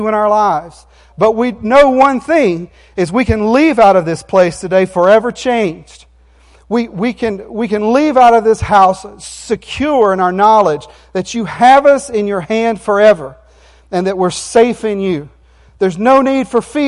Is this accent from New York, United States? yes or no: no; Jackson County, Florida, United States; now in Virginia Beach, United States; we were born and raised in Jackson County, and the farm is still in Jackson County